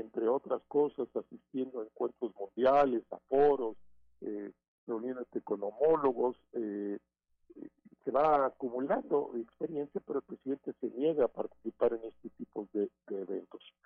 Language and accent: Spanish; Mexico; como ciudadano mexicano